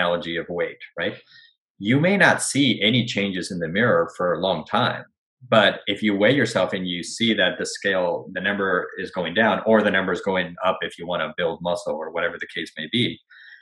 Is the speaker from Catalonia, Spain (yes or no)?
no; Madrid, Community of Madrid, Spain; first language Spanish; English is a second language; moved away as an adult; now in Los Angeles, United States; I was born and raised in Madrid, Spain, but my mom's American, so I always grew up bilingual